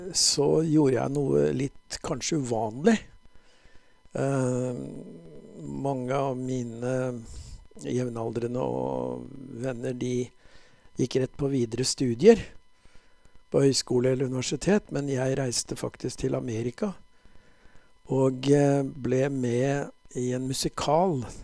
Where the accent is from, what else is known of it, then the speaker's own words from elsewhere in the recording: Bærum, Akershus, Norway; Jeg vokste opp i Bærum utenfor Oslo